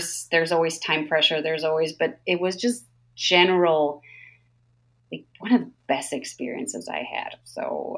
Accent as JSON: {"language": "English", "region": "New York", "country": "United States", "said": "I'm also like, you know, living like being a New Yorker"}